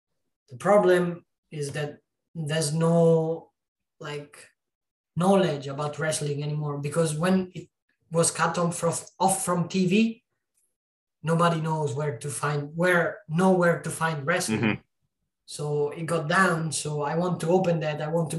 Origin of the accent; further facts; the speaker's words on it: Italy; Like, I came from a city of 9,000 people where wrestling doesn't exist. Luckily, there was a school near my hometown.